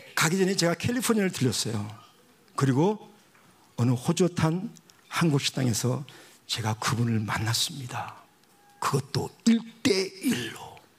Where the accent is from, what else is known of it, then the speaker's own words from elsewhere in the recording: Busan, South Korea; moved away; 제가 부산에서 태어났거든요